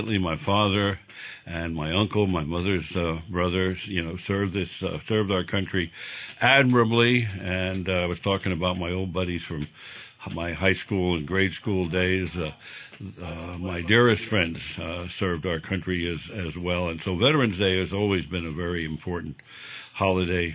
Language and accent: English; New York City, New York, United States; moved away; that's where I grew up